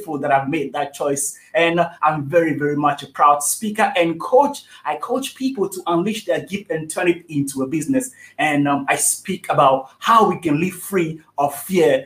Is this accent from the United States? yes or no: no; Togo; moved away as an adult; also born or lived in South Africa; I'm originally from Togo, West Africa. That's where I was born till the age of 18, until I decided to leave my country